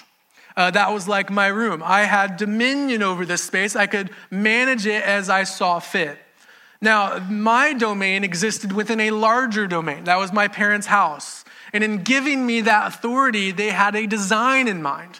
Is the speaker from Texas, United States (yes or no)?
yes; Houston, Texas, United States; also born or lived in Beaumont, Texas / Katy, Texas; I've lived in Houston most of my life. I was born in Beaumont, Texas, but we moved here when I was two